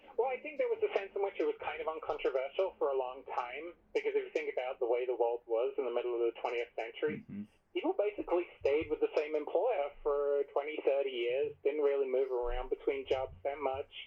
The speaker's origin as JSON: {"language": "English", "region": "England", "country": "United Kingdom", "tie": "born or raised there", "moved": "yes", "lives_now": "United States", "said": "I grew up in England"}